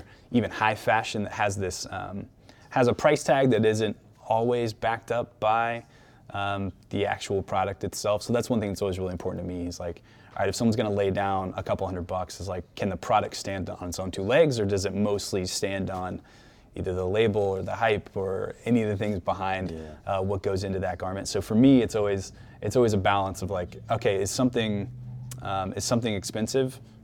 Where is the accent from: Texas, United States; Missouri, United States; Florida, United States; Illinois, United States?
Missouri, United States; Kansas City; I'm, you know, very much fancy myself like an everyday Kansas City Midwestern dude who's born and raised in Kansas City